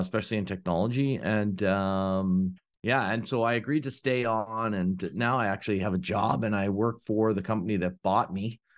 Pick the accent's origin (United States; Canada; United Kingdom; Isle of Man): Canada; Ontario; now in Oakville, Canada; I'm from Ontario, Canada